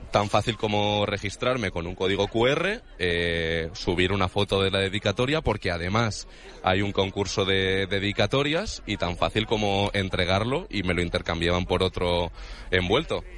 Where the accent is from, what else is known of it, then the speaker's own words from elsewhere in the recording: Vargas, Cantabria, Spain; now in Madrid, Spain; yo como venía de un pueblo de Cantabria